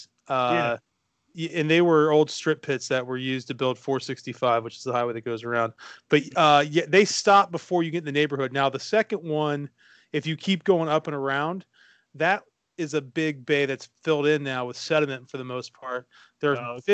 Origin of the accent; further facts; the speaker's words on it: Muncie, Indiana, United States; I'm from Muncie, Indiana, again, where Ball State is